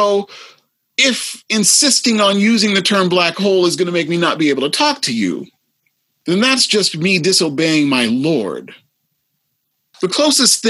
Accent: the Midwest, Iowa, United States; I grew up in the Midwest.

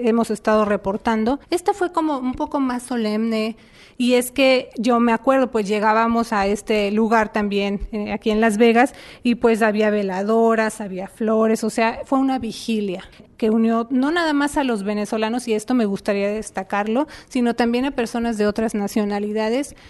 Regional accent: Puerto Rico; moved away; soy ciudadana americana, Puerto Rico eh, somos ciudadanos americanos

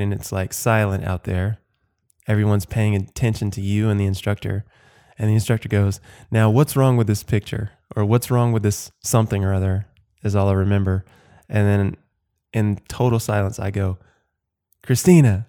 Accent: Watkinsville, Georgia, United States; So I am from the South. I grew up in Georgia, Athens, Georgia, just outside of Athens, Georgia. Actually, in a tiny little blinky Mizzet town called Watkinsville.

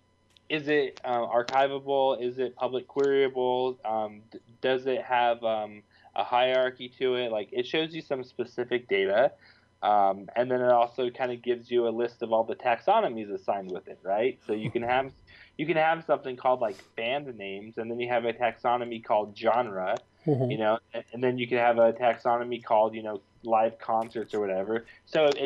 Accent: Reno, Nevada, United States; I grew up with in Reno, Nevada

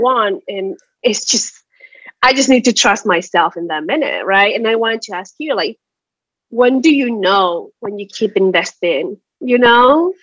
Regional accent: Chile; moved away as an adult; now in United States; I'm from Chile originally. I moved to the States ten years ago

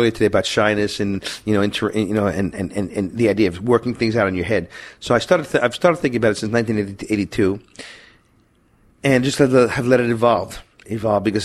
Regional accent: Syracuse, New York, United States; moved away; also born or lived in Boston / New Hampshire / Los Angeles; I'm from Syracuse. I moved to Boston in New Hampshire area.

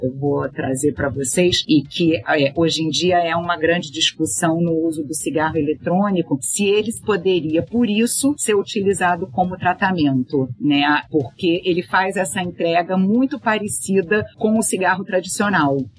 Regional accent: Brazil; como brasileiros

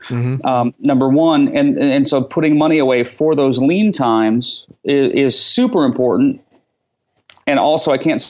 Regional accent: Detroit, Michigan, United States; moved away; I'm a normal Midwest kid. I grew up in Detroit, Michigan

